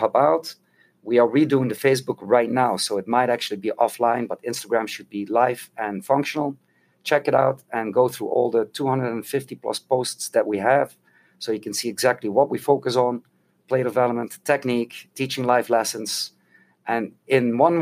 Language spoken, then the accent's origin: English; Netherlands; now in United States; I grew up in Holland